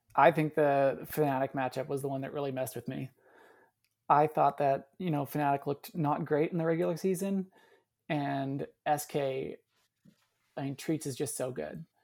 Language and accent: English; Canada; as a Canadian